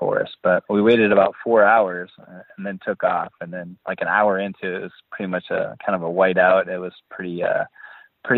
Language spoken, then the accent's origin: English; Boscobel, Wisconsin, United States; I grew up in Boscobel, Wisconsin, which is in the southwest corner of Wisconsin, and it's a small farming community